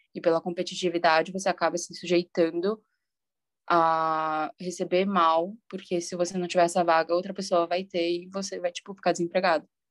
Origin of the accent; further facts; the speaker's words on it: São Paulo, Brazil; eu também sou de São Paulo